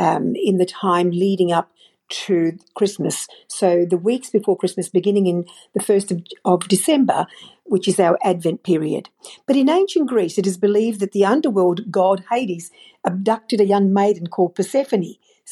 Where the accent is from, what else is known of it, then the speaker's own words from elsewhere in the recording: Melbourne, Victoria, Australia; I'm from Melbourne, Australia.